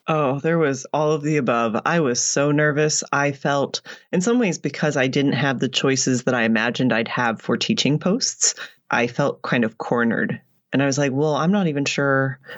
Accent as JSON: {"language": "English", "country": "United States", "also_born_or_lived": "United Arab Emirates / Oman", "moved": "as an adult", "lives_now": "Canada", "said": "I'm in Canada now and I'm American"}